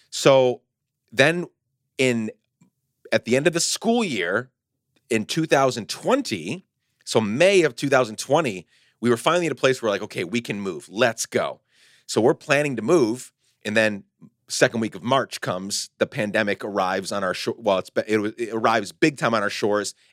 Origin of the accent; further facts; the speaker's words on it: Guatemala; moved away as an adult; I grew up in Guatemala. I came back in my early 20s.